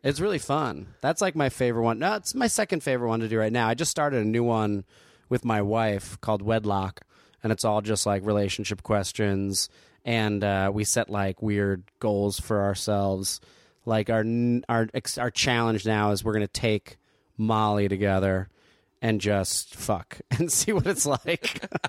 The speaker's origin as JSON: {"language": "English", "town": "Asbury Park", "region": "New Jersey", "country": "United States", "tie": "born or raised there", "also_born_or_lived": "Neptune, New Jersey", "moved": "yes", "said": "I grew up in Jersey"}